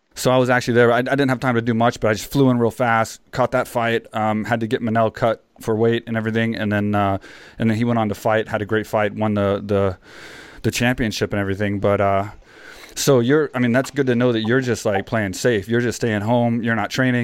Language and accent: English; San Jose, California, United States; moved away as an adult; now in Thailand; me growing up in San Jose